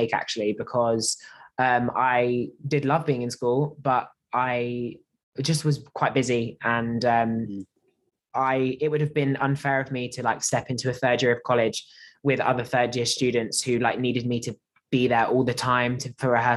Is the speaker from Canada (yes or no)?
no; Basingstoke, South East England, United Kingdom; also born or lived in London; I'm from Basingstoke, which is a small town south of London.